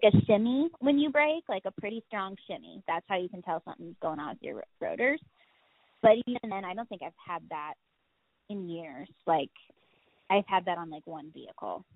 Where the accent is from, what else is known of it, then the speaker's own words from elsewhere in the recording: Ohio, United States; because I come from Ohio, I also deal with cold